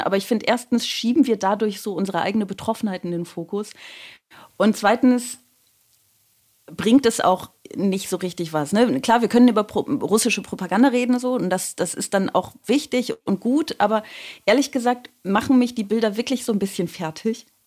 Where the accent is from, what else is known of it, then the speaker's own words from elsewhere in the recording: Aachen, North Rhine-Westphalia, Germany; now in Baden-Württemberg, Germany; ich komme aus Aachen